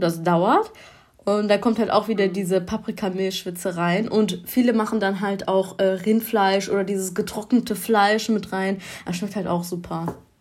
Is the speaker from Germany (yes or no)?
yes; Germany; ich bin hier in Deutschland geboren, muss ich ehrlich sagen. Aber meine Eltern kommen aus dem Kosovo